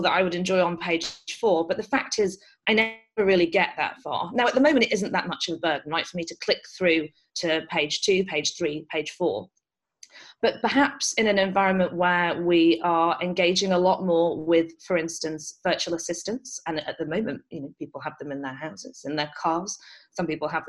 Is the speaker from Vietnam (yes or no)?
no; United Kingdom; moved away; you can probably tell from my accent, I grew up in the UK